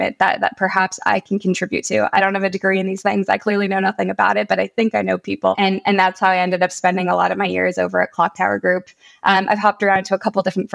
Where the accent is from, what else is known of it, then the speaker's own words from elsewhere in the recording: San Diego, California, United States; also born or lived in Johannesburg, South Africa / Washington, D.C.; I was born in Johannesburg, South Africa, and immigrated with my family down to San Diego when I was young